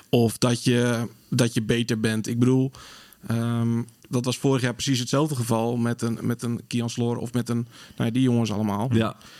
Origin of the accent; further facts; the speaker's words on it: Sleen, Drenthe, Netherlands; now in Groningen, Netherlands; geboren in Sleen